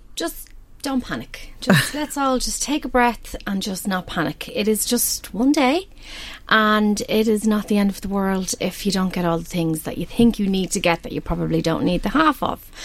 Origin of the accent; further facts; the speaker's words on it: Balbriggan, County Dublin, Ireland; I grew up in Balbriggan